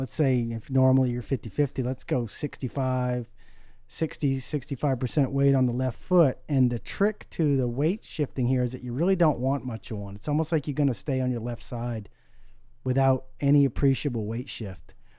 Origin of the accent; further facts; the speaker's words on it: Maine, United States; a nine-hole course up on the island where I grew up in Maine